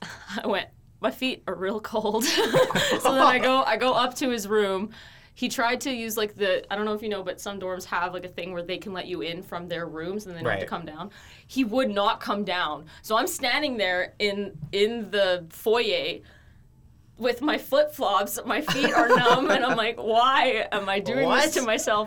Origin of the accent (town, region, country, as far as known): Prince George, British Columbia, Canada; born or raised there; moved away